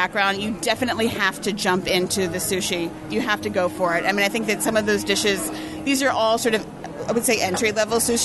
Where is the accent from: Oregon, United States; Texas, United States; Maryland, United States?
Maryland, United States; I grew up in Maryland